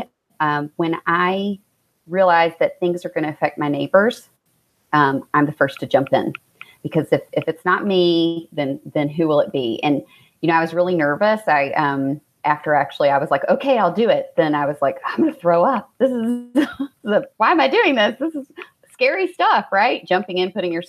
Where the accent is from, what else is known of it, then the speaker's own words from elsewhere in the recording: Central Kentucky, United States; moved away as an adult; also born or lived in Seattle / St. Louis; now in Fort Thomas, United States; I'm from Central Kentucky originally. So Richmond, Lexington, that's where most of my family lives now